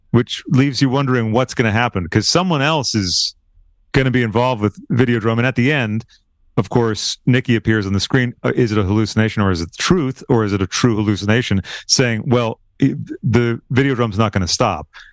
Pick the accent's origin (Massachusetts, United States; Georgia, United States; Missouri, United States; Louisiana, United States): Massachusetts, United States; moved away; I'm originally from the Massachusetts area